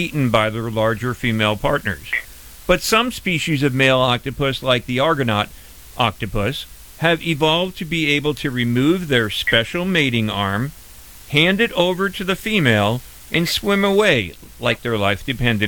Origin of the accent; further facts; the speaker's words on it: Tampa, Florida, United States; we produce the program here in my hometown out of Tampa Bay, Florida, and we get used to hurricanes down here